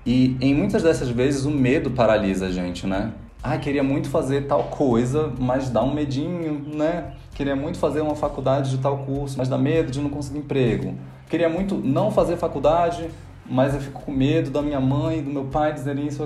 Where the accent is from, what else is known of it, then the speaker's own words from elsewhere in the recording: Rio de Janeiro, Brazil; moved away; also born or lived in Porto Velho; A história mais importante da minha vida foi quando eu me mudei com a, minha família do Rio de Janeiro para Porto Velho, porque meu pai tinha passado em um concurso.